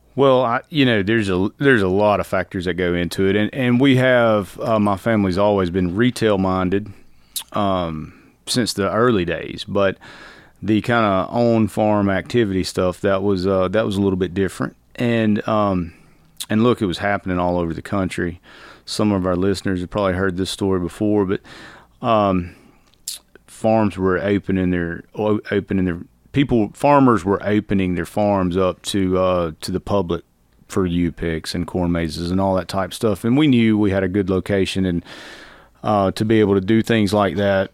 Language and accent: English; Alto, Georgia, United States; I'm from Alto, from L.A.